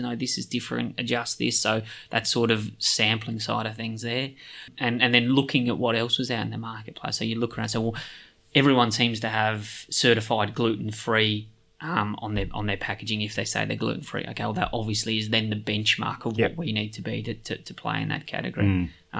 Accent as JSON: {"language": "English", "country": "Australia", "said": "We're from Australia."}